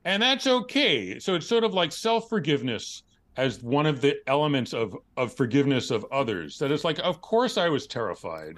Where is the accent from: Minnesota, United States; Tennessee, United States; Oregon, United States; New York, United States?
New York, United States; New York City; born or raised there